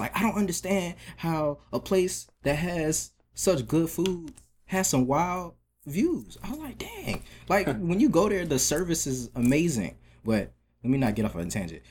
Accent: Atlanta, Georgia, United States; moved away as an adult; also born or lived in Maryland; now in New York, United States; I was born in Maryland, but I grew up in uh, DeKalb County, um, Atlanta.

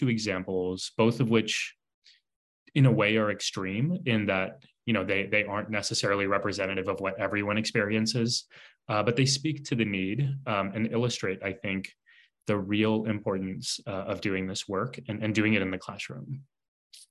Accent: San Antonio, Texas, United States; I was born and raised in San Antonio, Texas

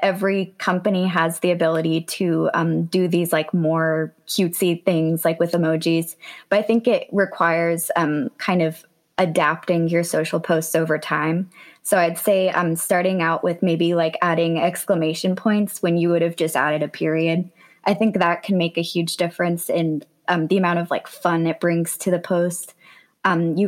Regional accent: Durham, North Carolina, United States; also born or lived in Wilmington, North Carolina; So I've lived in North Carolina my whole life. I was born in Wilmington, but then I've lived in Durham for, I think I've lived there since I was three. So that's definitely my hometown

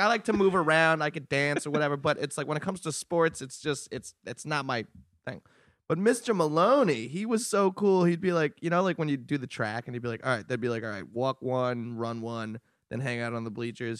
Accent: Long Island, New York, United States; I grew up in Long Island, public school is a good district.

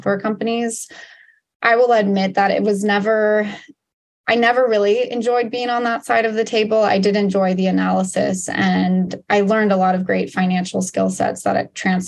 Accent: Portland, Oregon, United States; moved away as an adult; also born or lived in Washington, D.C.; I grew up in Portland

